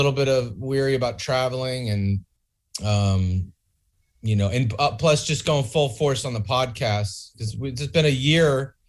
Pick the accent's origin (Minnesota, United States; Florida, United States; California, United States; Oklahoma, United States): California, United States; Bay Area, East Bay.